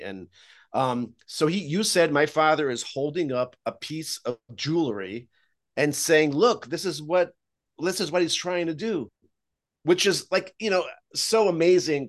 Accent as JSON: {"language": "English", "country": "Israel", "tie": "born or raised there", "moved": "yes", "said": "I grew up in Israel"}